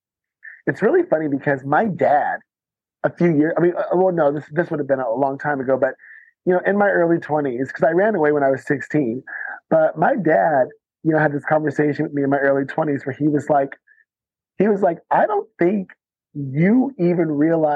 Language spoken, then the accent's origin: English; United States; moved away as an adult; also born or lived in San Francisco / Lisbon / Paris / Los Angeles; as an American